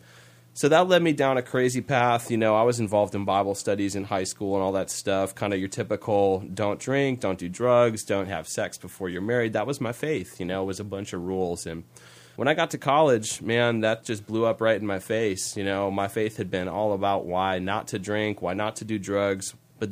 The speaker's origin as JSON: {"language": "English", "town": "Green Bay", "region": "Wisconsin", "country": "United States", "tie": "born or raised there", "said": "I was born and raised here in Green Bay. I love it here. This is my hometown."}